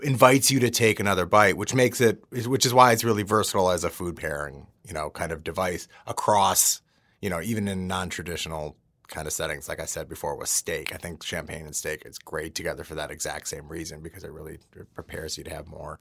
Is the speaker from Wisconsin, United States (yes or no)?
yes; outside of Milwaukee, Wisconsin, United States; growing up outside of Milwaukee